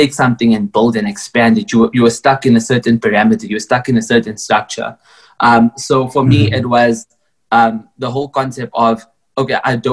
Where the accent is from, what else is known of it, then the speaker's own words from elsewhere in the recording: North West, South Africa; now in Johannesburg, South Africa; I grew up in the Northwest in a small little farm town.